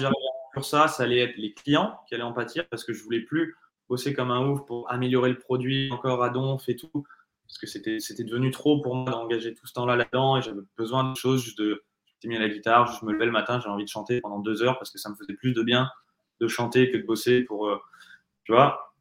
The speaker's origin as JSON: {"language": "French", "country": "France", "said": "je suis français"}